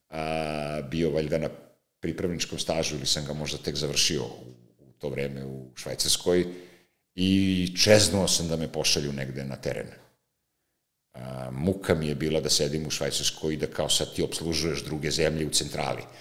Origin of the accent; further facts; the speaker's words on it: Serbia; govorim kao Srbi